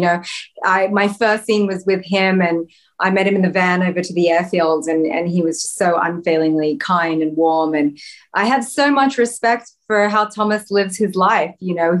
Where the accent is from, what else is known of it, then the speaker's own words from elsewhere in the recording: Australia; Yes. I mean, growing up in Australia is the literal best. I could not be more thankful to have been born in Australia and be Australian, be a little, you know, suburban Aussie kid growing up, going to the beach.